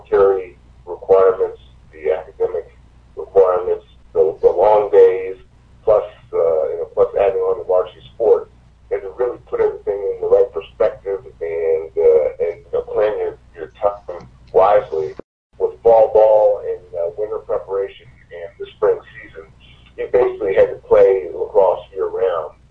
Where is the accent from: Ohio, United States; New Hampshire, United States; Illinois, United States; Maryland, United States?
Maryland, United States; Annapolis; also born or lived in Westminster, Maryland; I grew up in Annapolis watching Navy, going to all the Navy games